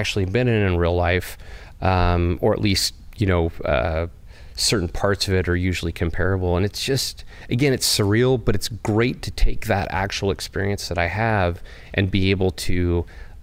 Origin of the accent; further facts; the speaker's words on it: Bakersfield, California, United States; I grew up in Bakersfield, California